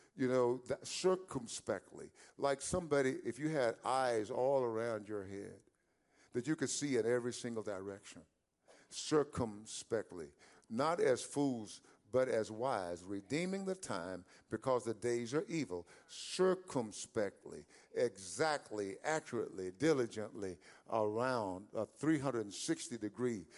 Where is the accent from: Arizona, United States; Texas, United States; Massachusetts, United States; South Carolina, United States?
Texas, United States; East; growing up in East Texas